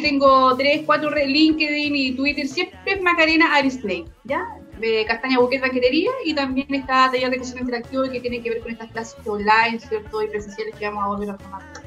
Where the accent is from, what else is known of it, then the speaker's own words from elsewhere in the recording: Concepción, Biobío, Chile; also born or lived in San Pedro de la Paz; nací en Concepción, ya en Lorenzo Arena, ¿cierto? Y los barrios, me iba a jugar al cementerio, me arrancaba cuando, te digo, vivía con mi abuelo y todo, salía del colegio y me iba al Cerro Chepe a jugar con mis compañeros